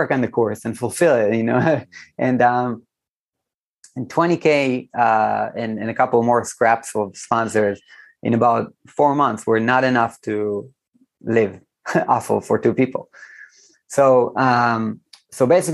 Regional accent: Israel; here in Israel, I'm from Israel

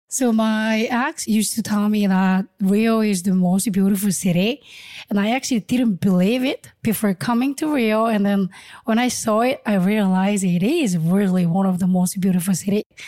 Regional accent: Ulsan, South Korea; moved away as an adult; also born or lived in Seoul / California / Mexico City / Guanajuato; So I was born in Seoul, but I grew up in Ulsan

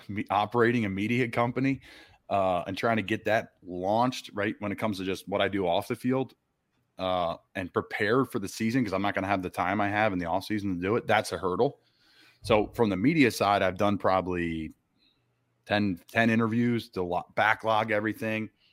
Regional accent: Doylestown, Pennsylvania, United States; I'm from Doylestown

